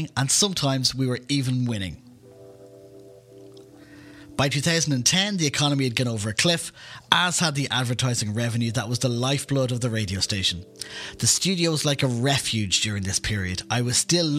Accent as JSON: {"language": "English", "town": "Dún Laoghaire", "region": "Leinster", "country": "Ireland", "tie": "born or raised there", "said": "my hometown of Dunleary"}